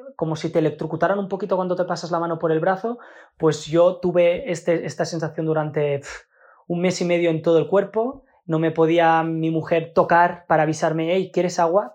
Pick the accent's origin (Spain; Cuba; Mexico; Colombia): Spain; como somos los latinos, los, los españoles